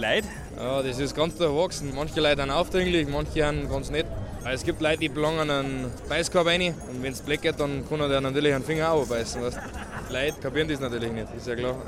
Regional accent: Reitham, Bavaria, Germany; bin ich, aus Reitham

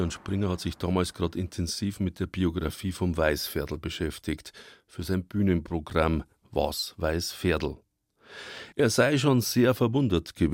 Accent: Altötting, Bavaria, Germany; moved away; Ich mag meine alte Heimatstadt Altötting

